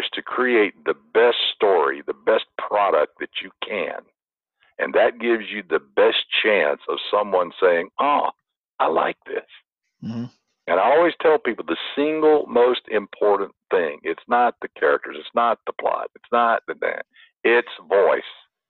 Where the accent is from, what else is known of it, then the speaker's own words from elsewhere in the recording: the South, United States; now in Irvine, United States; Now, I grew up in the South. I could spin a yarn. Everybody in the South can spin a yarn or they won't feed you.